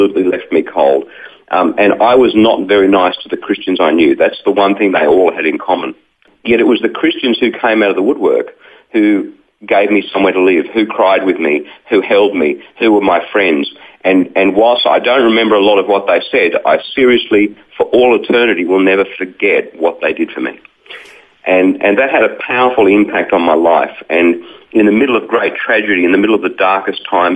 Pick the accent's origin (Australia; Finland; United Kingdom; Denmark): Australia; Wollongong, New South Wales; I grew up in Wollongong, just south of Sydney